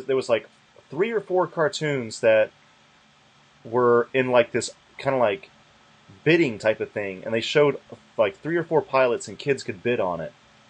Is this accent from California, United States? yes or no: no; Alabama, United States; moved away; I grew up in fucking Alabama where it was half black, but nobody's urban.